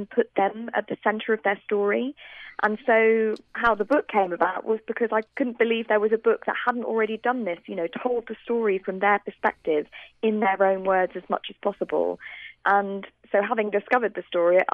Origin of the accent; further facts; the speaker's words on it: United Kingdom; accent: British; You can probably hear from my accent that I'm British